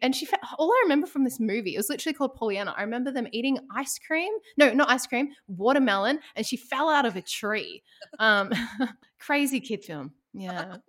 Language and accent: English; Ballarat, Victoria, Australia; now in Melbourne, Australia; I'm originally from Ballarat